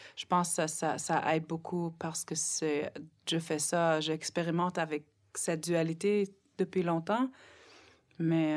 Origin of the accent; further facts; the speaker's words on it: Nunavik, Quebec, Canada; French is a second language; dans mon petit village à saint il y avait loin de 800 personnes